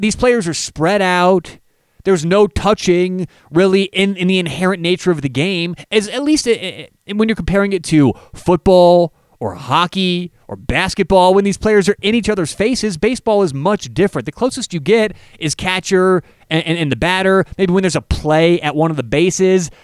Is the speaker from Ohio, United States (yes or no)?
no; Denver, Colorado, United States; I am from Denver, Colorado